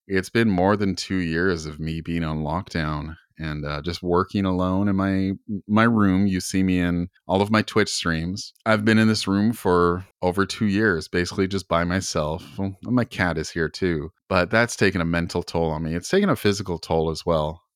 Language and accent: English; Canada; I'm from Canada